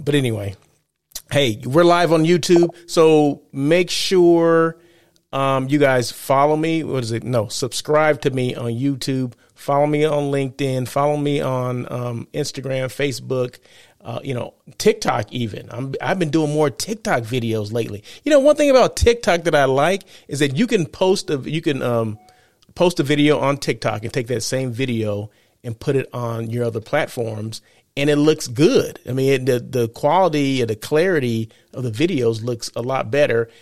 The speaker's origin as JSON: {"language": "English", "town": "Blythe", "region": "California", "country": "United States", "tie": "born or raised there", "moved": "yes", "lives_now": "Los Angeles, United States", "said": "growing up in Blythe, uh, where one hundred and ten degrees"}